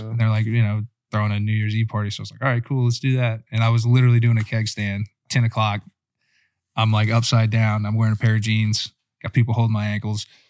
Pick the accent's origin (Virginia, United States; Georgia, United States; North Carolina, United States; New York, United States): Virginia, United States; also born or lived in Northeastern Pennsylvania; I was born in Northeastern P A, but grew up in Virginia